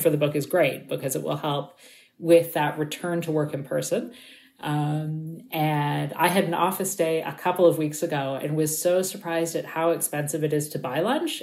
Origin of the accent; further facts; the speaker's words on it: Toronto, Ontario, Canada; I grew up in Toronto